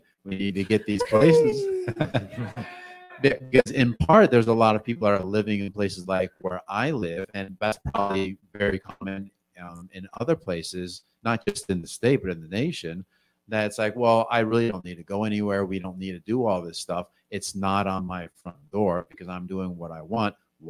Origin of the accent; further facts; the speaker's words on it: Los Angeles, California, United States; also born or lived in Northeast Pennsylvania; now in Pennsylvania, United States; So I grew up in Los Angeles where if you hear gunshots, something's wrong.